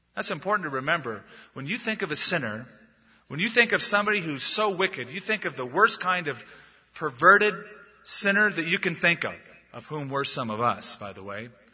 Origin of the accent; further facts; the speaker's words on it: United States; we're Americans